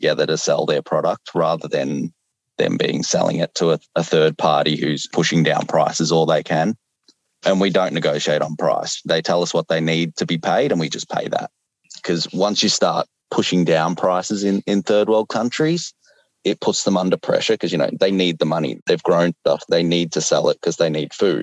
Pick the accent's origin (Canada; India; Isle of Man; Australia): Australia; I'm Australian, so we eat Cadbury